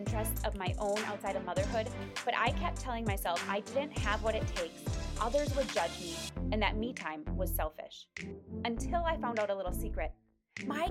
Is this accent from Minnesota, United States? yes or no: yes; Minnesota, United States; moved away as an adult; now in Colorado, United States; I grew up in Minnesota, and we went back to the small town that we lived in as well after we got married.